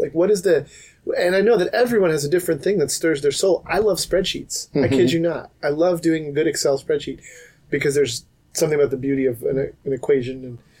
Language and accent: English; New York, United States; now in Seattle, United States; in the Northeast, which is my background, it's not as bad as you might think. There's a real sense of, like, I would say growing up in New York like I did